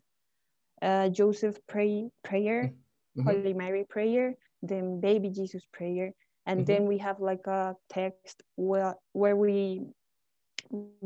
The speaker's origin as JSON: {"language": "English", "region": "Bogotá", "country": "Colombia", "said": "I'm from Bogota, capital of Colombia."}